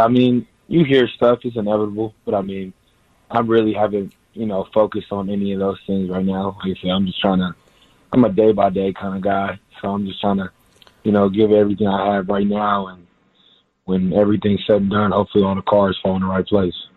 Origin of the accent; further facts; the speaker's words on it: Houston, Texas, United States; moved away as an adult; also born or lived in Fort Worth, Texas / Columbus, Ohio; now in San Diego, United States; I was from Houston